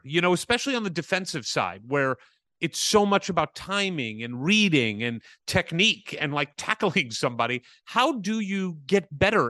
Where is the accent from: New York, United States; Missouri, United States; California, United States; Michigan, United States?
Missouri, United States; St. Louis; I grew up in St. Louis.